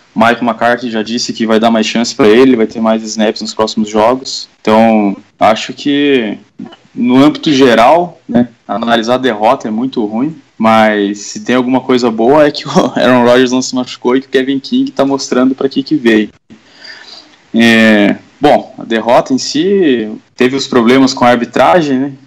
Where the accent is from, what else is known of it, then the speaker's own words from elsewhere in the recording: Curitiba, Paraná, Brazil; sou aqui de Curitiba